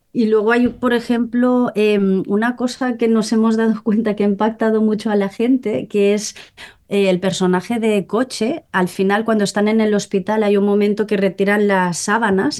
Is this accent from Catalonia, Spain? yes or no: yes; Molins de Rei, Catalonia, Spain; yo soy de, Molins de Rey, ¿no? De un pueblo cerca de Barcelona